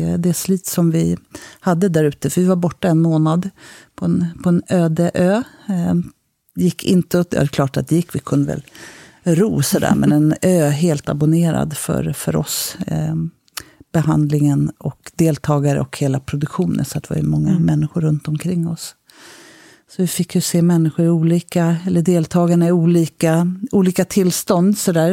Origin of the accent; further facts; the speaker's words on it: Stockholm, Stockholm County, Sweden; also born or lived in Sundsvall; jag kommer från Stockholm